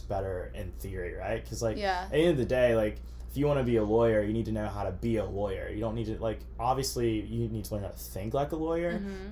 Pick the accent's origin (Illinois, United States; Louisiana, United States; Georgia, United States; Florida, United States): Georgia, United States; Augusta; moved away as an adult; also born or lived in Alabama; now in Tuscaloosa, United States; I'm from Georgia. I'm from Augusta, which is 2 hours away from Atlanta. So grew up there, ever since I was a little kid